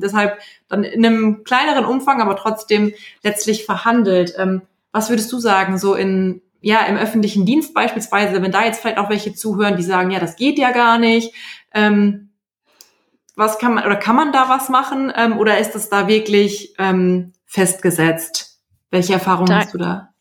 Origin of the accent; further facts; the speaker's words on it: Germany; Bei uns in Deutschland